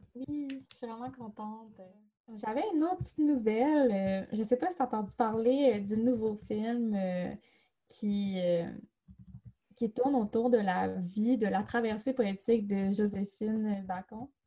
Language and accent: French; Chicoutimi, Quebec, Canada; Chicoutimi, ma ville natale